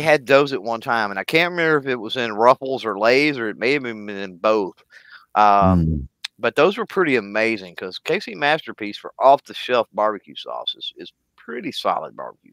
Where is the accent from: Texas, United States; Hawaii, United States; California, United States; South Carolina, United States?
Texas, United States; I'm from Texas. I'm from the South